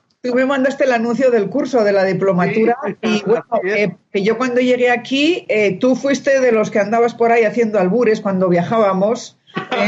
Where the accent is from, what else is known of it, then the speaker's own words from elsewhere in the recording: Spain; now in Mexico; yo la única española